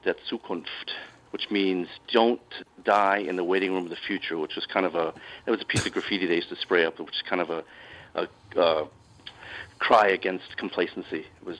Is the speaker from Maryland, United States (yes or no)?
yes; Baltimore, Maryland, United States; moved away as an adult; also born or lived in Germany; I grew up in Baltimore, and then just wanted to try living abroad.